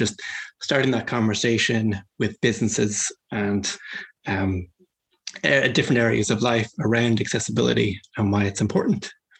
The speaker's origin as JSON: {"language": "English", "town": "Dublin", "region": "Leinster", "country": "Ireland", "tie": "born or raised there", "also_born_or_lived": "Kildare", "said": "I'm from Kildare, but really kind of growing up in and around Dublin and traveling all over the world"}